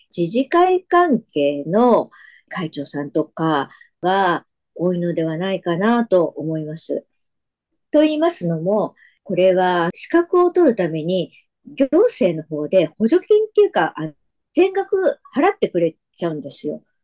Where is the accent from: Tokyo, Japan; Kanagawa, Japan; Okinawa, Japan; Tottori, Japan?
Kanagawa, Japan; Yokohama; now in Saitama, Japan; もともとは横浜で生まれ育ちましたので、自分の中では神奈川県民的な思いはあります。